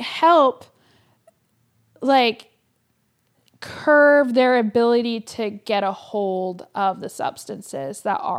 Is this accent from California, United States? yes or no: yes; Davis, California, United States; I am from Davis, but I don't, sorry, the farmer's market is a little bit bougie for me.